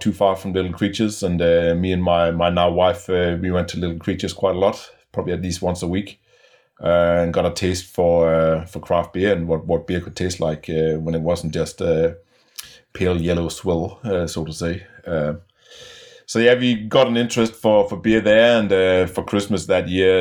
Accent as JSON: {"language": "English", "country": "Denmark", "also_born_or_lived": "Melbourne, Australia / Perth, Australia", "moved": "as an adult", "said": "I'm from Denmark originally."}